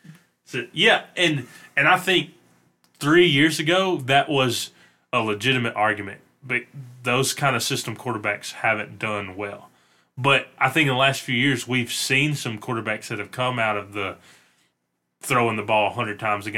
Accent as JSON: {"language": "English", "town": "Memphis", "region": "Tennessee", "country": "United States", "tie": "born or raised there", "moved": "yes", "said": "And even though I was born in Memphis"}